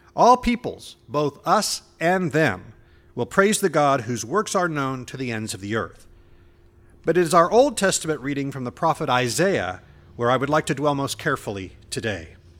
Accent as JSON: {"language": "English", "town": "Indianapolis", "region": "Indiana", "country": "United States", "tie": "born or raised there", "moved": "yes", "said": "I grew up in Indianapolis"}